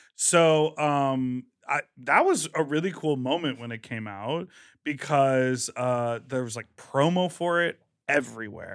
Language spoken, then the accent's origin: English; Midwest, United States; moved away; also born or lived in New York; I'm from the Midwest